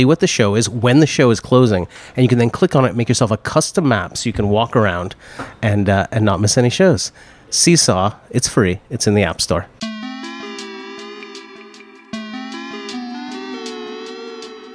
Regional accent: Cambridge, Massachusetts, United States; my hometown

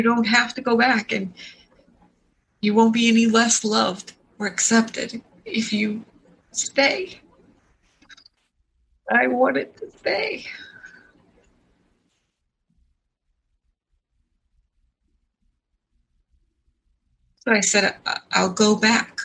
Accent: San Diego, California, United States; now in New Hampshire, United States; I was born in San Diego

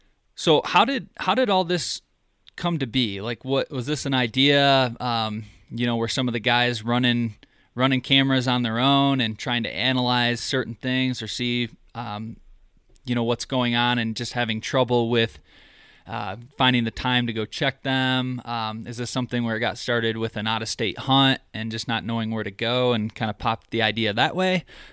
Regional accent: Michigan, United States; moved away; I'm originally from Michigan, and I moved out a couple years ago

